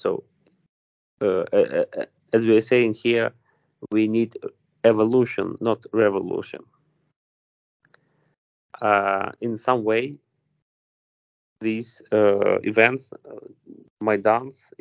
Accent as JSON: {"language": "English", "town": "Vinnytsia", "region": "Vinnytsia Oblast", "country": "Ukraine", "second_language": "English", "said": "So I am from Vinnytsia, as I said. Okay, it's like uh, central west part of Ukraine."}